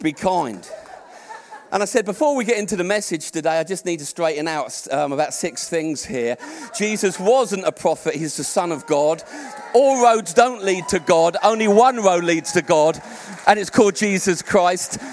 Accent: Portsmouth, South East England, United Kingdom; I was born here. I was born in Portsmouth. I'm a Brit.

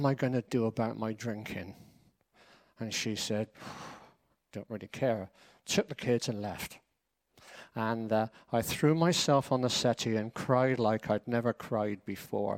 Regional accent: Bristol, South West England, United Kingdom; moved away; Clifton in Bristol, that's where we are from Bristol.

